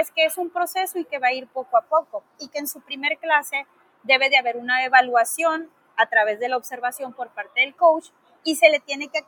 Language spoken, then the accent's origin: Spanish; Mexico; Y como buenos mexicanos, me ha pasado mucho